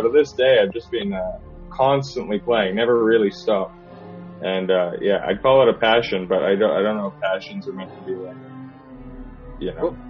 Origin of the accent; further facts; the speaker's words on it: Canada; moved away as an adult; now in England; I am Canadian, yeah. That's why I sound like this.